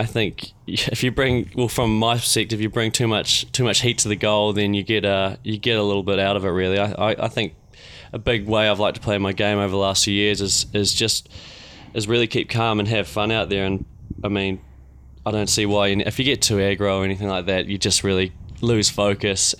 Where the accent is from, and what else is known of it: Queenstown, Otago, New Zealand; born or raised there